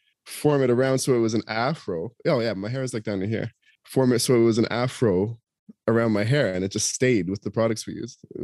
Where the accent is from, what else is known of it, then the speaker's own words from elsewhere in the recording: Toronto, Ontario, Canada; And I'm back in my hometown for a week in Toronto, celebrating my daughter's university graduation